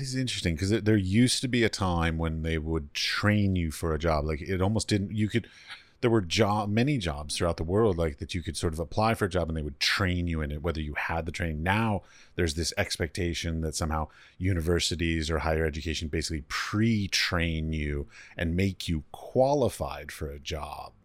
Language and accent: English; United States; moved away; I come from America